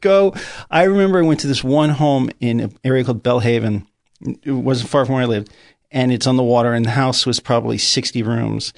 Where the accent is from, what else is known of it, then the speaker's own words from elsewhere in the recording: Greenwich, Connecticut, United States; also born or lived in New York City / Riverdale, New York; where I grew up in Greenwich